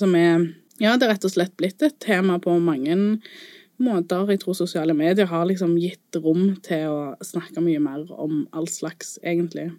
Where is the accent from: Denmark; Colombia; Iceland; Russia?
Colombia; now in Norway; der jeg kommer fra i Colombia